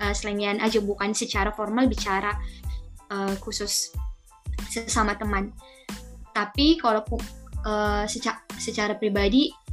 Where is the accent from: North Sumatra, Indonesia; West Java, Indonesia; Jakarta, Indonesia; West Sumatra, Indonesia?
North Sumatra, Indonesia; moved away; asal Husian, Bali, Sumatera Utara